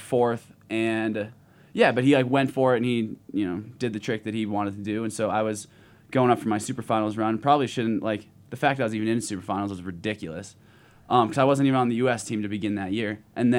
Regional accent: Park City, Utah, United States; in front of my hometown

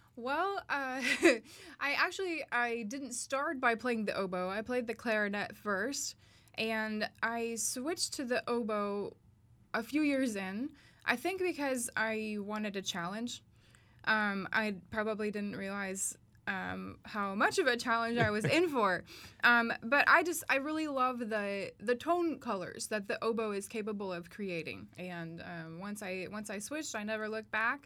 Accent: Starkville, Mississippi, United States; I am from Starkville, Mississippi

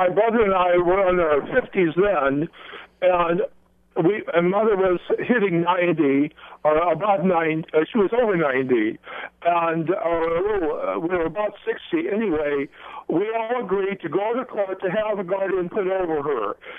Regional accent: Seattle, Washington, United States; now in Molokai, United States; we're from Seattle. Now I live on Molokai.

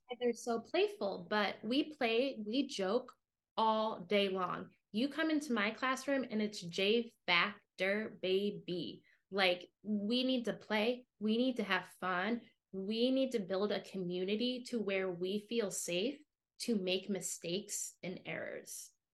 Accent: United States; moved away as an adult; also born or lived in Chicago / Shanghai; me as an American educator

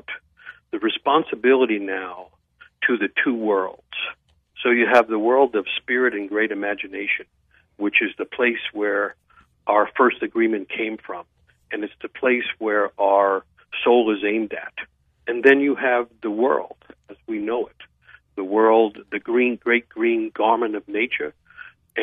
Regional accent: New York City, New York, United States; I grew up in New York City

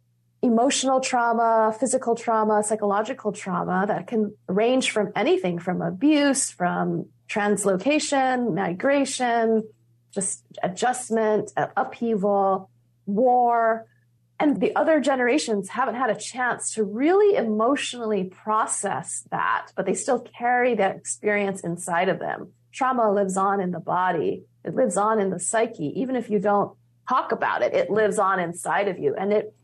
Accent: Hawaii, United States; now in California, United States; There was definitely a closeness to the relationship with the land and the waters growing up in Hawaii gave me and everyone who grows up on this island in the middle of the Pacific has.

